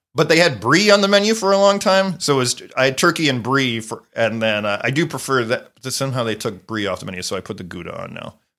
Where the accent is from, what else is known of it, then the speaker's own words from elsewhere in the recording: Wilmington, Delaware, United States; moved away; I grew up in Wilmington, Delaware, which is a half hour from Philadelphia